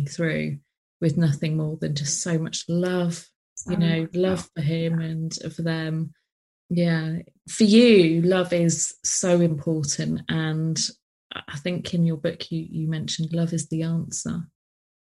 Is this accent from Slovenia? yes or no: no; United Kingdom; especially as British